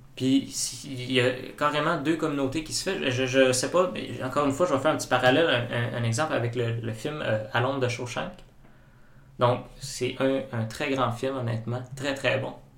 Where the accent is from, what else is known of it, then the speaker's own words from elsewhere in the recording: Saguenay, Quebec, Canada; je viens de la région, je viens du Saguenay